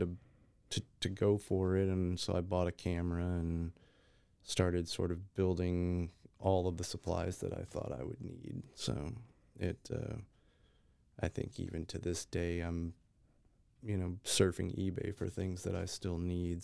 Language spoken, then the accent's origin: English; Texas, United States; now in Waco, United States; I am a Texas born, but, uh, moved to Waco maybe five years ago